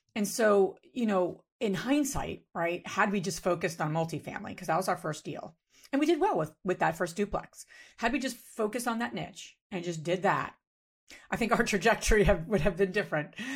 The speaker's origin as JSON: {"language": "English", "region": "New Jersey", "country": "United States", "tie": "born or raised there", "moved": "yes", "lives_now": "Pennsylvania, United States", "said": "I grew up in New Jersey, you know, as a Jersey girl"}